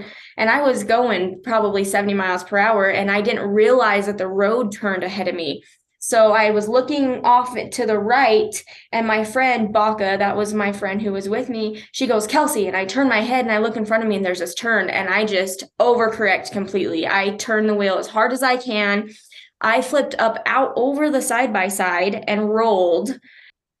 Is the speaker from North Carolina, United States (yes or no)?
no; Huntington, Utah, United States; also born or lived in Price, Utah; now in Ogden, United States; I'm originally from Price. I'm adopted. I was actually born here in Ogden and was adopted at 24 hours old, and grew up in a rural area called Huntington